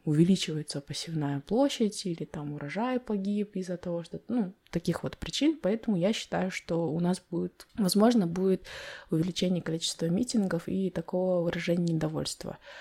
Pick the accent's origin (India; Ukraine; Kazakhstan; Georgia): Kazakhstan; Я родилась в Майнкуме, в этих песках